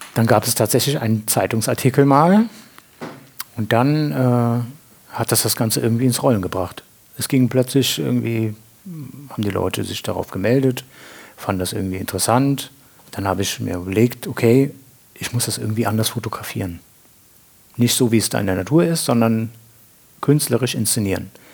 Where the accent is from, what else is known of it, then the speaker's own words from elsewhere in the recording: Andernach, Rhineland-Palatinate, Germany; moved away as an adult; now in Winningen, Germany; bin ich geboren in Andernach am Rhein